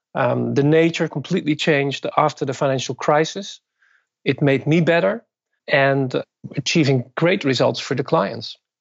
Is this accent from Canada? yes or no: no; Netherlands; moved away as an adult; also born or lived in Japan; now in Brooklyn, United States; I was born and raised in the Netherlands and, and got my education there